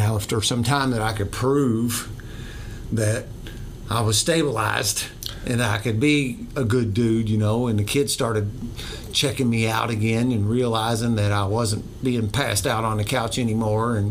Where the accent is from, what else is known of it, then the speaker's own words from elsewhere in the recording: New Albany, Indiana, United States; I grew up born and bred in New Albany